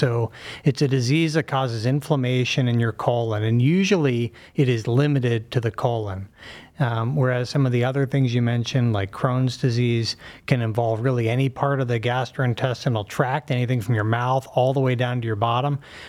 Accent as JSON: {"language": "English", "town": "Pittsburgh", "region": "Pennsylvania", "country": "United States", "tie": "born or raised there", "also_born_or_lived": "Philadelphia", "moved": "as an adult", "lives_now": "Cleveland, United States", "said": "Grew up in Pittsburgh"}